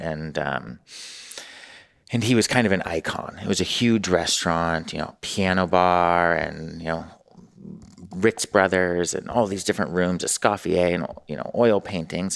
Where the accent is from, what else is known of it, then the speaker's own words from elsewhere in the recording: Newport Beach, California, United States; moved away as an adult; also born or lived in San Francisco / New York; I'm from Newport and then San Francisco